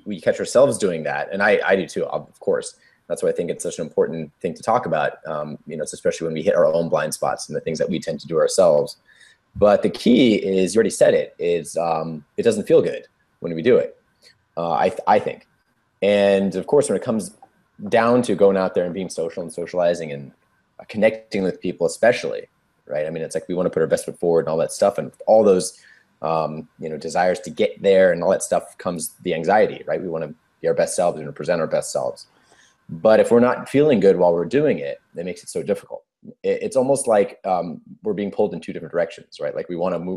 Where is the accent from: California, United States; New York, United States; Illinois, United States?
California, United States; I'm 33 years old and I'm from California, United States.